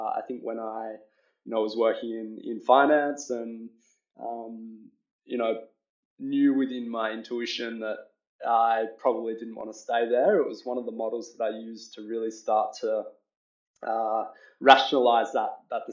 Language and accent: English; Australia; I'm Australian.